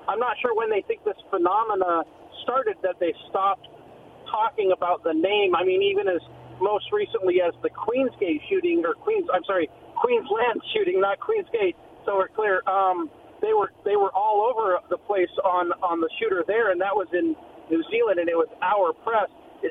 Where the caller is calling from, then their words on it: West Richland, Washington, United States; from West Richland.